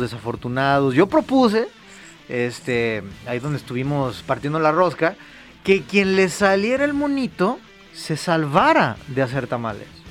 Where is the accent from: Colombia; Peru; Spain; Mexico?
Mexico; como somos los mexicanos